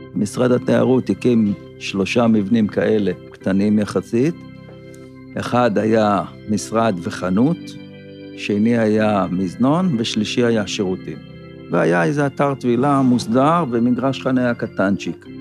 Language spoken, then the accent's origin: Hebrew; Kinneret, Northern District, Israel; אני נולדתי פה בקיבוץ